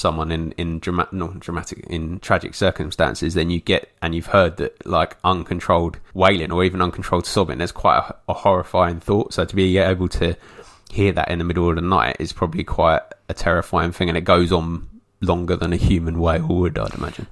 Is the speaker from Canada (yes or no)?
no; England, United Kingdom; being English